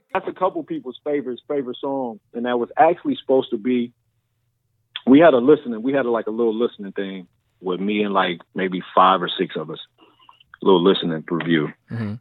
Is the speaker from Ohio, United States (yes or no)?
yes; Massillon, Ohio, United States; now in Columbus, United States; I grew up in Maslin, Ohio, which it's about 40 or 50,000 people